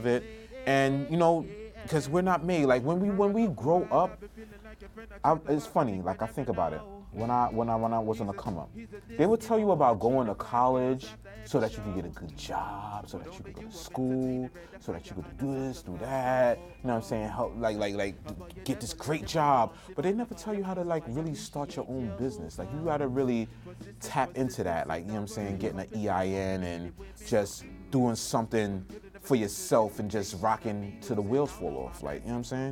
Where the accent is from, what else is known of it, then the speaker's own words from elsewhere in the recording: New York City, New York, United States; My family's from Trinidad and Tobago. I was born in Brooklyn.